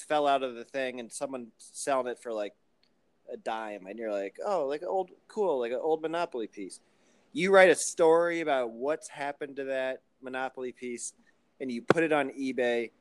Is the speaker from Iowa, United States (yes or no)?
yes; Muscatine, Iowa, United States; my hometown of Muscatine, Iowa